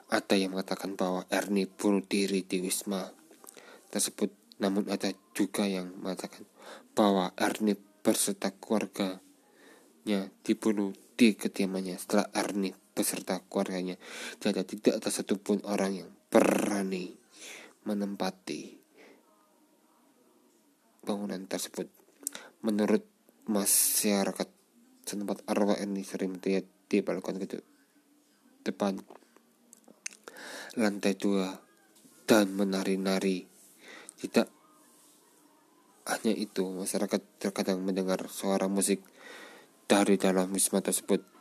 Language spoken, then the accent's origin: Indonesian; Malang, East Java, Indonesia; born there; kali ini, gue akan menceritakan kisah-kisah mistis di mana saja yang ada di kota Malang kota kelahiranku.